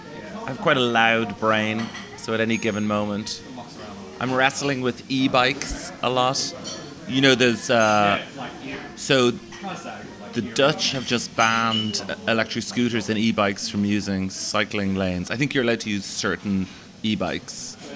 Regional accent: Australia; Growing up in Australia, I always dreamt of one day playing banjo on the streets of Zagreb.

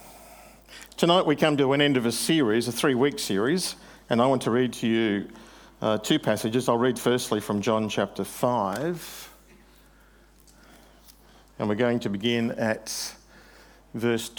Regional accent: New South Wales, Australia; moved away as an adult; now in Queensland, Australia; I'm from New South Wales.

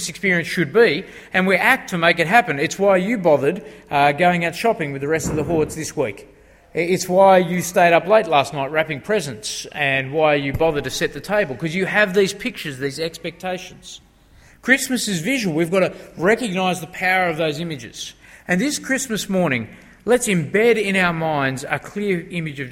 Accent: Australia; those of us who are born and bred in Australia

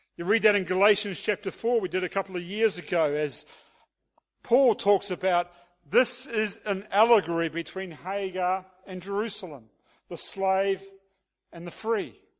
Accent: New Zealand; being a New Zealander

